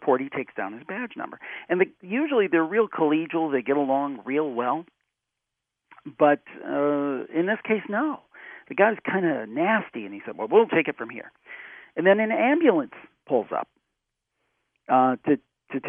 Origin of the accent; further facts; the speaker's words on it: Cleveland, Ohio, United States; That's my hometown, Cleveland